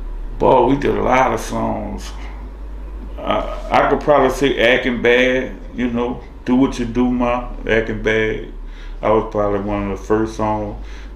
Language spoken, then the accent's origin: English; New Orleans, Louisiana, United States; I'm from the Seven Ward, New Orleans.